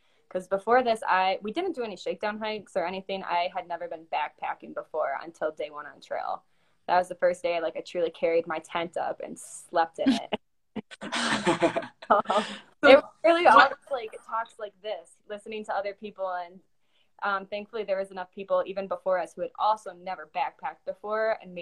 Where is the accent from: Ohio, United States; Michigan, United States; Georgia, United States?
Michigan, United States; we're also from Michigan where it's flat.